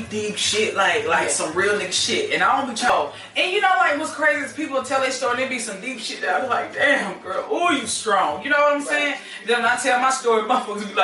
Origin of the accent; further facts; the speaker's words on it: Mississippi, United States; I'm from Mississippi